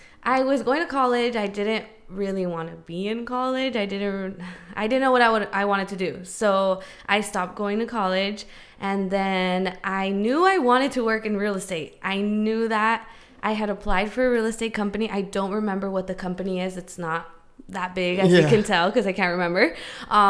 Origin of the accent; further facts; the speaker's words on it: Chula Vista, California, United States; I am from West Chula Vista